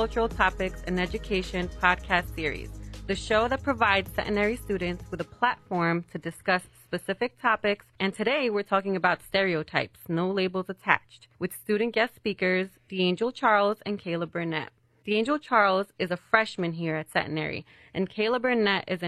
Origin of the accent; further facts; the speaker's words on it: Colombia; moved away; I was born in Colombia